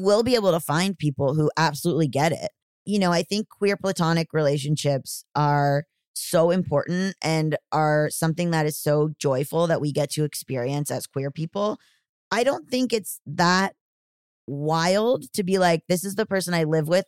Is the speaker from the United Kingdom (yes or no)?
no; Florida, United States; I am from the South, I'm from Florida